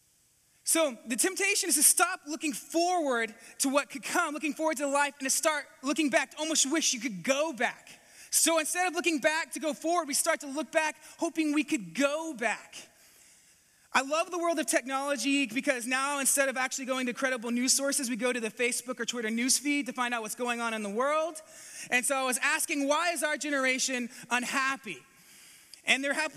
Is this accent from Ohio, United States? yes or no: no; California, United States; moved away as an adult; also born or lived in New Zealand; now in Atlantic Canada, Canada; I grew up in California